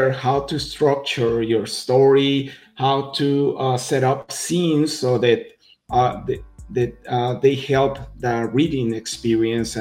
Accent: Mexico; I'm from Mexico, first of all. So as you can tell from my comic Adelita, I'm Mexican

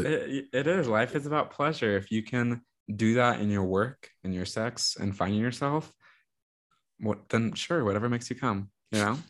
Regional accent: Texas, United States; also born or lived in New York; I have to return to Austin. There's a lot of political work I want to do here. There's a lot I want to change in my home state

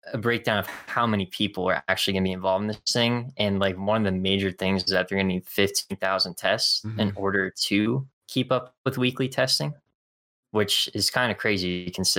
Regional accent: New Jersey, United States; I'm from North Jersey.

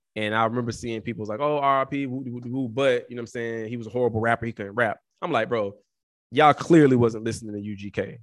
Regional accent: the South, United States; as a Southerner

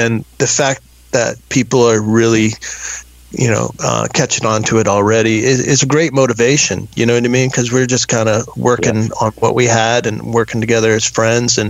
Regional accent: Texas, United States; I grew up in Texas in a gated community

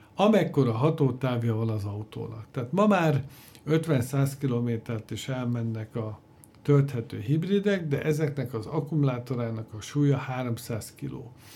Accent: Hungary

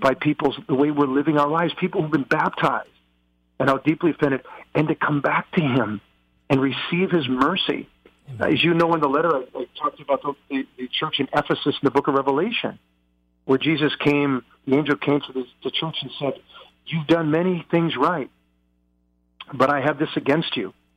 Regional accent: United States; I'm an American

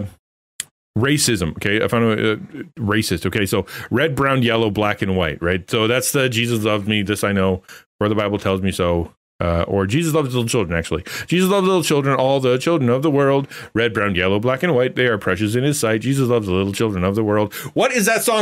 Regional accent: Canada; I'm Canadian

